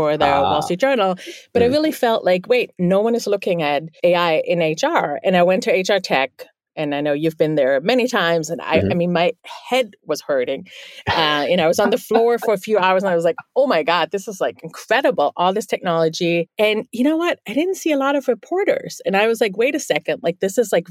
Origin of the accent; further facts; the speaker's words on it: Bielefeld, North Rhine-Westphalia, Germany; first language German; English is a second language; now in New York City, United States; I'm actually from the Northwest. It's a town called Bielefeld.